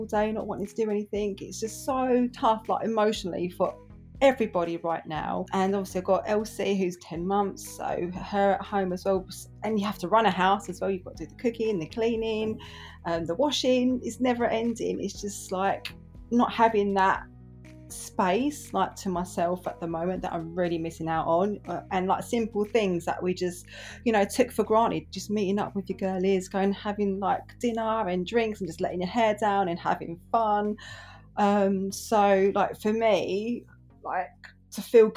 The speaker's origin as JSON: {"language": "English", "region": "London", "country": "United Kingdom", "tie": "born or raised there", "also_born_or_lived": "Poplar, East London", "said": "I grew up between Enfield in North London and Poplar in East London"}